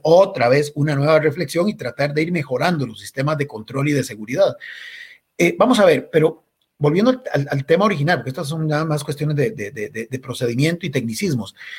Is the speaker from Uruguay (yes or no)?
no; Costa Rica